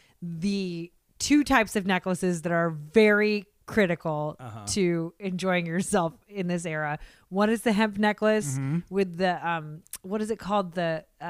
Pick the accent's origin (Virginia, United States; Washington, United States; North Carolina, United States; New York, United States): Washington, United States; Seattle; now in Los Angeles, United States; growing up in Seattle, slightly post grunge